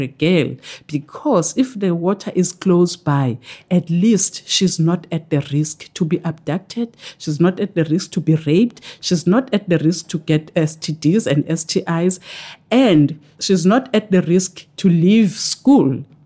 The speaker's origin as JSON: {"language": "English", "region": "KwaZulu-Natal", "country": "South Africa", "said": "I come from KwaZulu Natal in South Africa, where KwaZulu Natal borders with Eastern Cape and Lesotho. So I'm closer to the Lesotho border."}